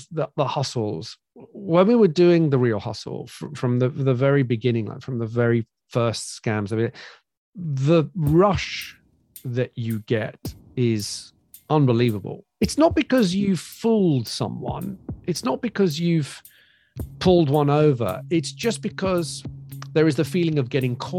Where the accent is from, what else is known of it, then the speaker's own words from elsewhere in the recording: Greece; moved away; I grew up in Greece.